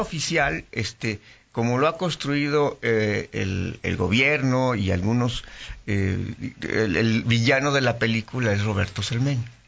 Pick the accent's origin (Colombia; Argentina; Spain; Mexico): Mexico; León, Guanajuato; como leonés